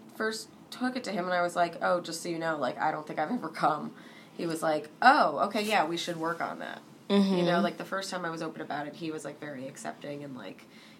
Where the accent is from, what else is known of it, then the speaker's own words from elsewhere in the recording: New York, United States; I grew up in New York